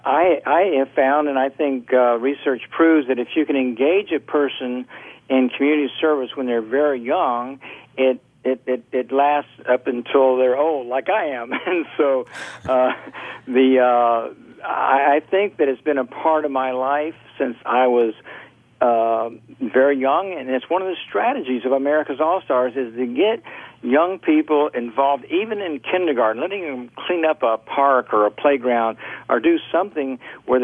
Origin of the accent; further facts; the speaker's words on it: Orlando, Florida, United States; I grew up in Orlando.